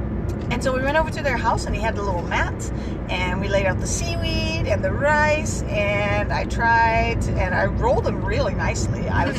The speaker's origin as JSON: {"language": "English", "country": "Netherlands", "tie": "born or raised there", "second_language": "English", "moved": "yes", "lives_now": "Utah, United States", "said": "So growing up in Holland, it's also right next to the ocean, a lot of fish."}